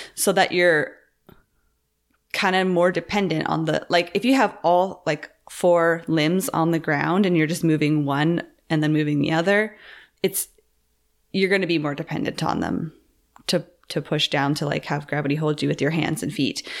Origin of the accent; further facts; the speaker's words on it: Campbell River, British Columbia, Canada; moved away; my hometown, Campbell River